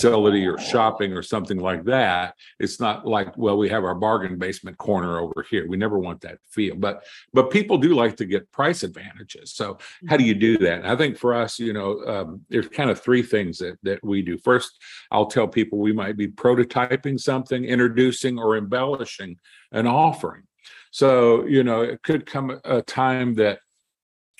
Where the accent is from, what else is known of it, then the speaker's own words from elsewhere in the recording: Kentucky, United States; I am from Kentucky